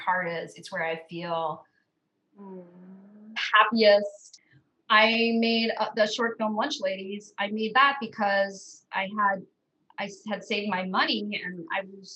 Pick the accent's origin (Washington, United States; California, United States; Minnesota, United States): Minnesota, United States; Hastings; moved away; also born or lived in New York; I grew up in a small town, Hastings, Minnesota